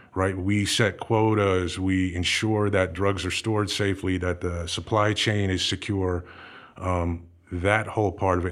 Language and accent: English; New Jersey, United States; moved away as an adult; also born or lived in Everett, Massachusetts / Los Angeles; I was, uh, born in Everett, Massachusetts, and, uh, spent some time growing up in Massachusetts, moved down to New Jersey probably when, I don't know, I was about six years old or so. My dad took a job down there, and, uh, that's where I spent all my high school time.